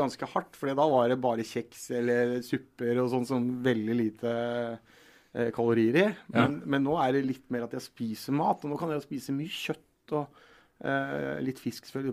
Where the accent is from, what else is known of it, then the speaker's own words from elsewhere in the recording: Telemark, Norway; og så er jeg fra Telemark